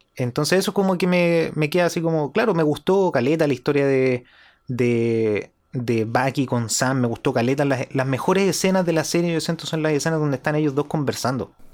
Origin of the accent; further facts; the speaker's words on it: Chile; para nosotros acá en Chile